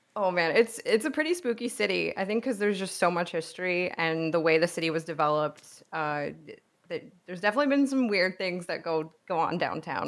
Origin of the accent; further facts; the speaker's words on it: New Jersey, United States; moved away as an adult; also born or lived in New York / Manhattan, New York / Savannah, Georgia; I grew up in New York and New Jersey. I did school in pu-, like, public school in Jersey